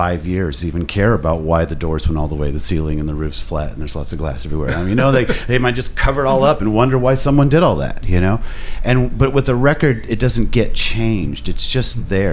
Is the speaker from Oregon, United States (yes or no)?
no; Indianapolis, Indiana, United States; I grew up in Indiana. I grew up on the east side of town. I went to school on the north side, and Indianapolis